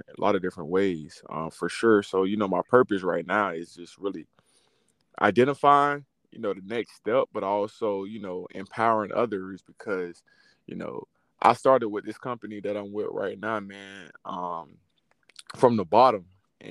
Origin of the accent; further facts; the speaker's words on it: Riviera Beach, Florida, United States; now in Orlando, United States; I'm originally from Riviera Beach, Florida. Currently, right now, I'm residing up in Orlando, Florida